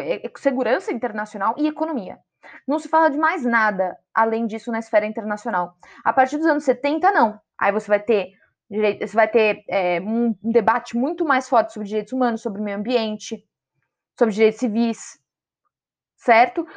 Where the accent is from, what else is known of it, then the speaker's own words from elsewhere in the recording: São Paulo, Brazil; Sou de São Paulo